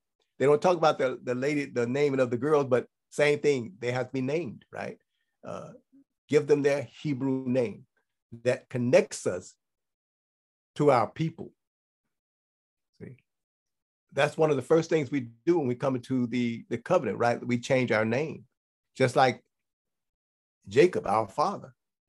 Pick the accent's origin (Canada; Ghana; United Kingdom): Ghana; now in Israel; because I was born on Friday. So … right? in Ghana.